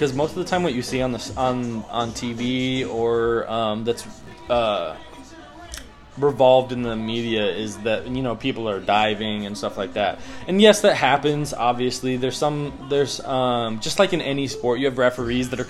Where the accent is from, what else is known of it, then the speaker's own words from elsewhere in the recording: Wisconsin, United States; now in Texas, United States; I was born and raised in Wisconsin